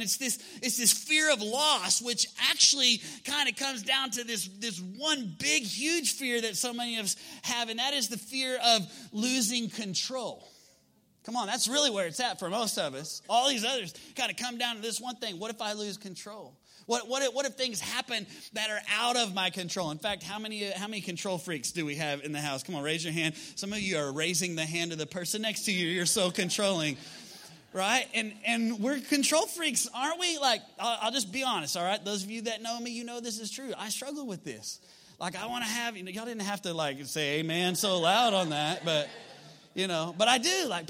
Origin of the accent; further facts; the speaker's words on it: Texas, United States; we're from West Texas, not very many tornadoes out there.